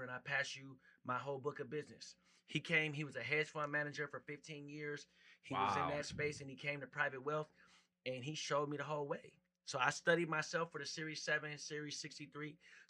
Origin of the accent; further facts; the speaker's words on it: Minneapolis, Minnesota, United States; I grew up in the heart of Minneapolis, so South Minneapolis